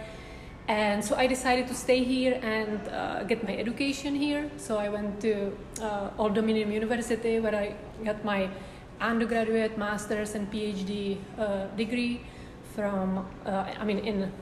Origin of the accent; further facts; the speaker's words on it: Czechia; English is a second language; moved away as an adult; now in Norfolk, United States; I came originally from the Czech Republic.